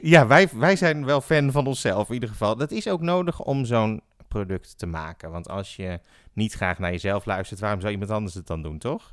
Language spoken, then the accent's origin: Dutch; The Hague, South Holland, Netherlands; Ik ben geboren in Den Haag